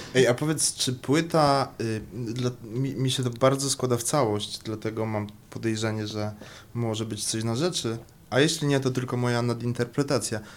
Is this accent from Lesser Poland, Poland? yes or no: yes; Kraków, Lesser Poland, Poland; A ja jestem z Krakowa